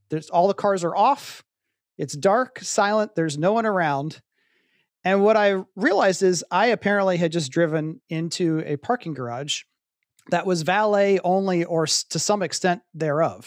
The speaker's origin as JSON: {"language": "English", "town": "Columbus", "region": "Ohio", "country": "United States", "tie": "born or raised there", "also_born_or_lived": "Pittsburgh, Pennsylvania", "moved": "as an adult", "said": "I grew up in Columbus, Ohio"}